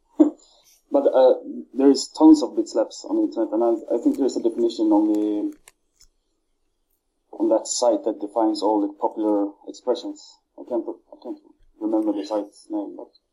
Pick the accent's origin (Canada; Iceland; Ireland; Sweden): Sweden; now in Norway; I'm broadcasting from Norway. I am originally from Sweden